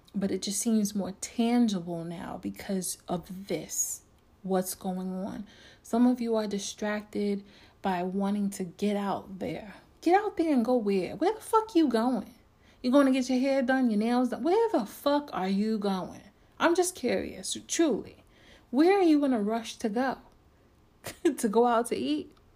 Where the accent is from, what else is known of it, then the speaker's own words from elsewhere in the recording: New York, United States; I'm from New York, born and raised